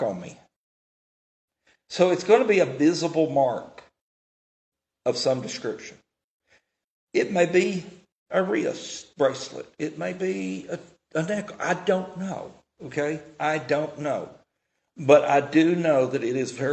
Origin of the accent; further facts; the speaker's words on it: Tennessee, United States; I'm from Tennessee